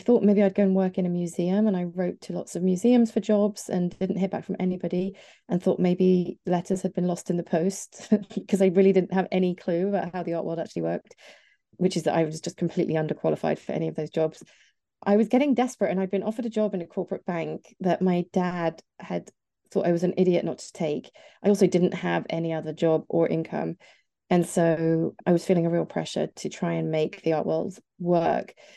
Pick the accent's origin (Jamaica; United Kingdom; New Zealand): United Kingdom; near Nottingham, East Midlands; I grew up here in the sort of, uh, near, near Nottingham.